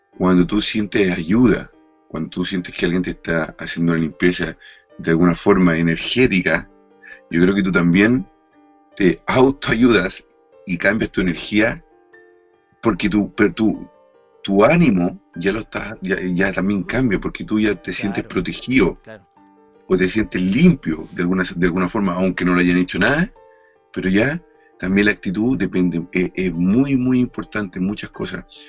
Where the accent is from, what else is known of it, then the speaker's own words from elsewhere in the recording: Chile; moved away; yo viví muchos años en Chile, casi, casi toda mi infancia